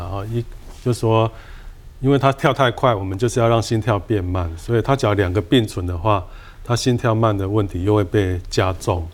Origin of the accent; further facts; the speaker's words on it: Taiwan; 我们台湾人